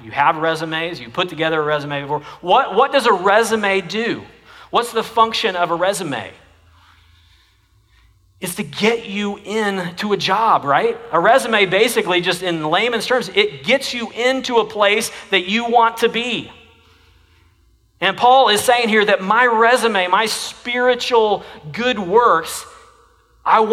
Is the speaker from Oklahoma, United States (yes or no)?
yes; Jenks, Oklahoma, United States; now in Texas, United States; I come from Oklahoma, and the high school that I graduated from has the strongest football tradition of any high school in Oklahoma